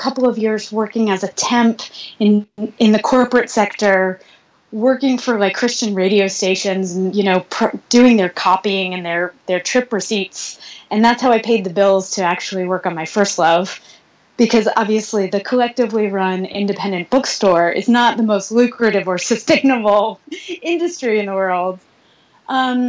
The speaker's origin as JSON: {"language": "English", "area": "Long Island", "region": "New York", "country": "United States", "tie": "born or raised there", "said": "Growing up on Long Island"}